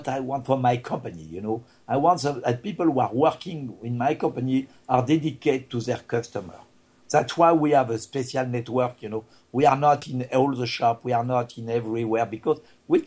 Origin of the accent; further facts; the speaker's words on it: France; English is a second language; moved away; I am not American, I'm just a French guy